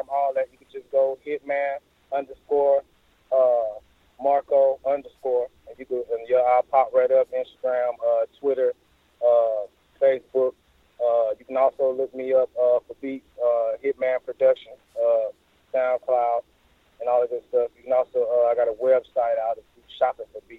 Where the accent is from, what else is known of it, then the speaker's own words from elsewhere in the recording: Atlanta, Georgia, United States; I live in Atlanta, Georgia. I'm from Atlanta, Georgia, South Side